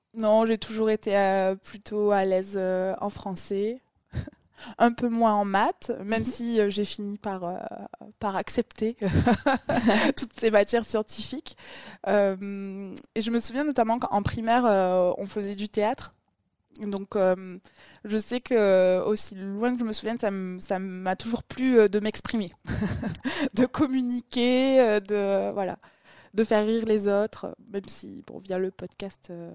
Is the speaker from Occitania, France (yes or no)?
yes; Toulouse, Occitania, France; je suis une vraie Toulousaine, je suis née à Toulouse. Après, j'ai grandi à côté de Toulouse